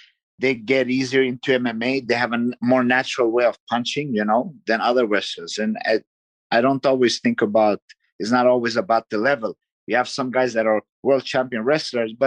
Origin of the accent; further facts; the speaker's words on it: Sweden; moved away; I was actually born in Sweden and grew up in Sweden